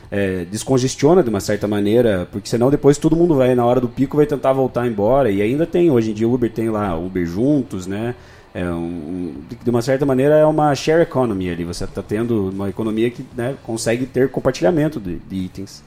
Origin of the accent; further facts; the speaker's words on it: Irati, Paraná, Brazil; Eu sou de Irati, uma cidade aqui do lado